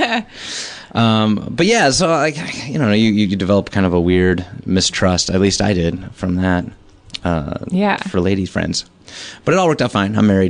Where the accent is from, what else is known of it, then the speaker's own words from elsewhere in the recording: Chicago, Illinois, United States; moved away; my idol growing up in Chicago through the comedy scene.